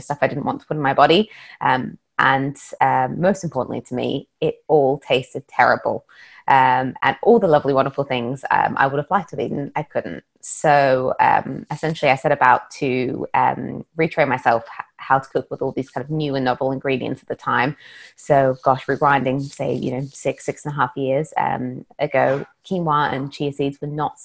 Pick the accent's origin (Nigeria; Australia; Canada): Australia; moved away; I'm originally from Australia, and back in Australia, I actually trained as a chef